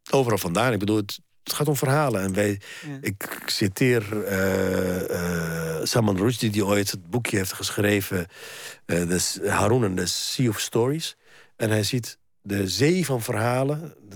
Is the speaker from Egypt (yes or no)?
yes; Egypt; now in Netherlands; Ik ben een Egyptenaar en ik ben een Nederlander